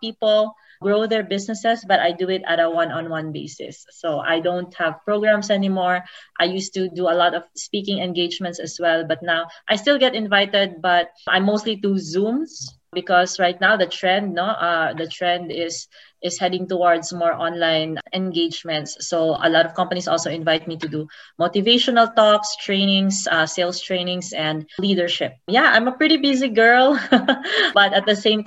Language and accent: English; Davao City, Davao Region, Philippines; moved away as an adult; also born or lived in Cebu; now in Las Vegas, United States; I'm a Davaoenya. I grew up in Davao City. I also spent my high school years in Cebu